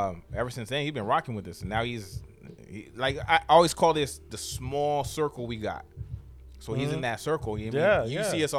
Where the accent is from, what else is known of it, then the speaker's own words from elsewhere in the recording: Paramount, California, United States; also born or lived in Orange County, California; I grew up in Paramount. I was born in 79. My dad was from Compton. My mom's family is from Paramount, California